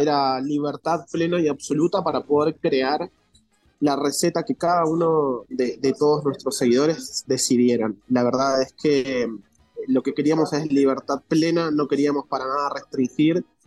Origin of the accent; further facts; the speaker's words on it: Argentina; accent: Argentine; now in Mexico City, Mexico; por mi acento yo soy argentino